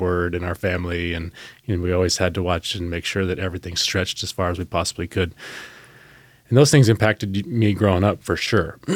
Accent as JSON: {"language": "English", "town": "Salem", "country": "United States", "tie": "born or raised there", "said": "growing up in Salem, state employees"}